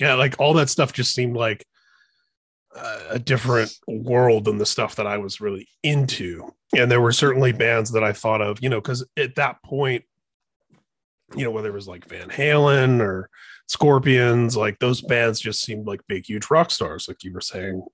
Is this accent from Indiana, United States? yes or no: yes; Indiana, United States; I grew up in Indiana